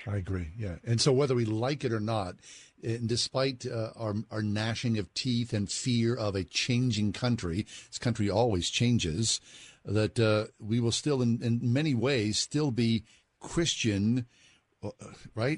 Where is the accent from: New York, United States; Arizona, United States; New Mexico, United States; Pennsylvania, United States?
Pennsylvania, United States; Swissvale; I grew up in Swissvale